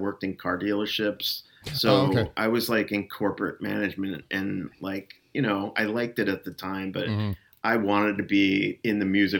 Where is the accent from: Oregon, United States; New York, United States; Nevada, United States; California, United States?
New York, United States; Long Island; moved away; also born or lived in Cleveland, Ohio; I'm originally from New York, from Long Island. But I lived in Cleveland for like 12 years.